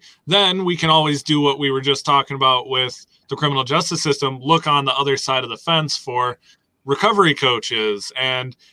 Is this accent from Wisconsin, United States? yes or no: yes; Wisconsin, United States; I'm from Wisconsin